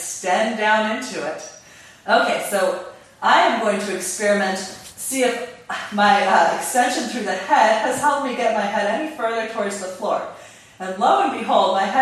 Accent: California, United States; I'm from California

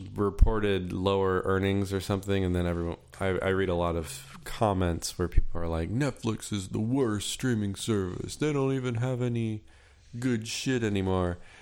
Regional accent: Florida, United States; But I grew up in Florida

